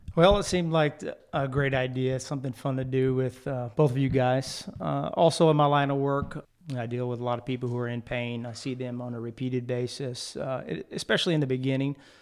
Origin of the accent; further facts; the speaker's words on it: Jeff Davis Parish, Louisiana, United States; also born or lived in Lake Charles, Louisiana; I'm also from Lake Charles, uh, but I grew up in Jeff Davis Parish